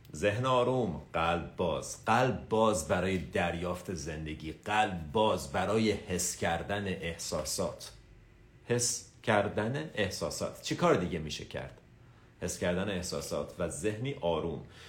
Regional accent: Tehran, Tehran Province, Iran; 24 سپتامبر 1985 تهران به دنیا اومدم

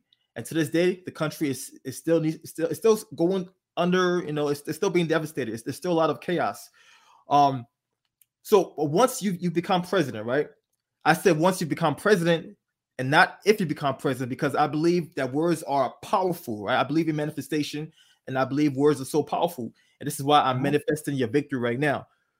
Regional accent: Monrovia, Montserrado, Liberia; born there; I was born in Monrovia. I was born in Monrovia, Liberia, and I also experienced the devastation of the Liberian Civil War, right?

